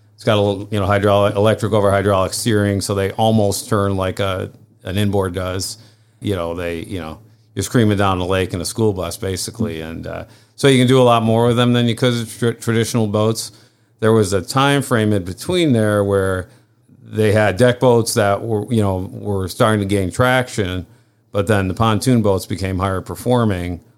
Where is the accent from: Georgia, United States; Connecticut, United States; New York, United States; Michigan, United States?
New York, United States; Saranac Lake; moved away as an adult; also born or lived in Charleston; I grew up here also.